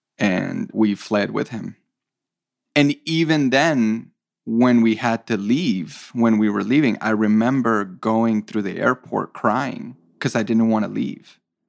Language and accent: English; Cali, Valle del Cauca, Colombia; moved away; I grew up in Cali, Colombia, and it was extremely violent when I was living there. It was like during the Cali cartel years, you know, so there was just murder and kidnappings.